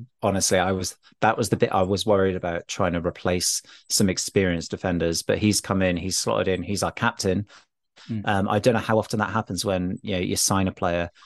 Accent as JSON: {"language": "English", "town": "Newport", "region": "Wales", "country": "United Kingdom", "tie": "born or raised there", "moved": "as an adult", "lives_now": "London, United Kingdom", "said": "I'm from South Wales. I was born in Newport. I've lived in London for 15 odd years now for work."}